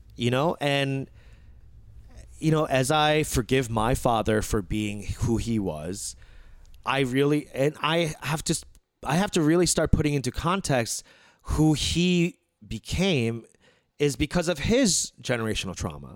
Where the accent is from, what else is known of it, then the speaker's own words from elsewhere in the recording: United States; as Korean American